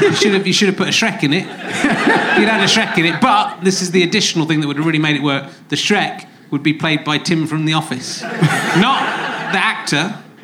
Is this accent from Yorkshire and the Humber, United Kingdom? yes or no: no; Cheddar, South West England, United Kingdom; I'm from Cheddar